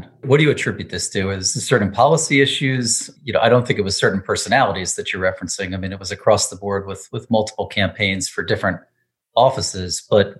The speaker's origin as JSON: {"language": "English", "town": "Allentown", "region": "Pennsylvania", "country": "United States", "said": "I'm from Allentown in Lehigh County"}